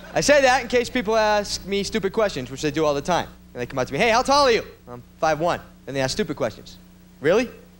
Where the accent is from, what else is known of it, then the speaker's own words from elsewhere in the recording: Boston, Massachusetts, United States; moved away; I'm from Boston, Massachusetts. And I'm 5'1".